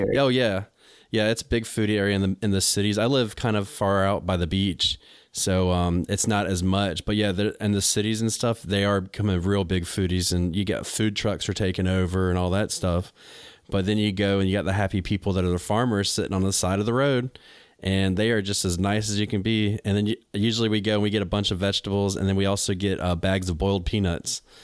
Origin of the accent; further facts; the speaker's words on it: North Carolina, United States; moved away as an adult; also born or lived in New England; I'm from North Carolina, but I lived in New England for ten years